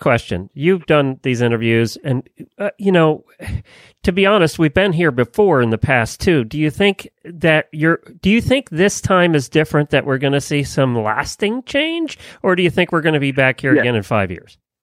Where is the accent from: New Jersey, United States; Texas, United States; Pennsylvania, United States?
Pennsylvania, United States; Lancaster County; now in Ocala, United States; I grew up in Lancaster County, Pennsylvania